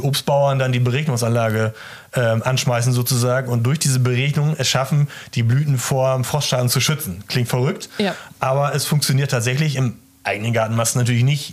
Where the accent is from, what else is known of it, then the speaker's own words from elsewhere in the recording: East Frisia, Lower Saxony, Germany; ich komme ja aus Ostfriesland